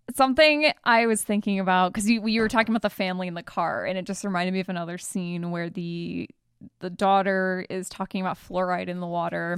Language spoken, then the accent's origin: English; Michigan, United States; We're both from Michigan